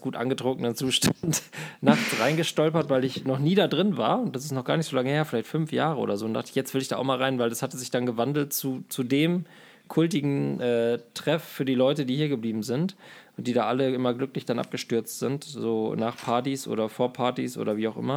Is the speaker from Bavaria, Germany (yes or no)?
no; Glandorf, Lower Saxony, Germany; mein Heimatdorf Glandorf